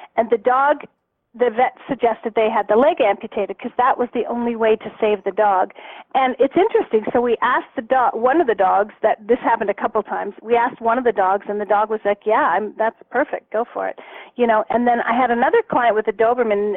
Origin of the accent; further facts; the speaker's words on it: Canada; now in Arizona, United States; I'm Canadian, but I I'm in Arizona right now. Um, but when I lived in Canada